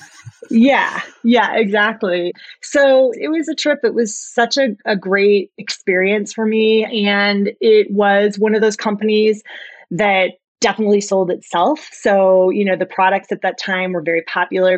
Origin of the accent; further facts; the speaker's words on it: Iowa, United States; I always wanted to go to the University of Iowa. I was from Iowa and that's really the only place I looked